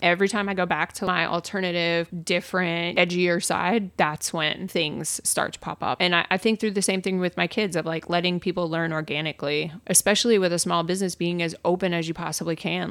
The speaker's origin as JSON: {"language": "English", "region": "New York", "country": "United States", "tie": "born or raised there", "said": "growing up in New York, I'm a hustler."}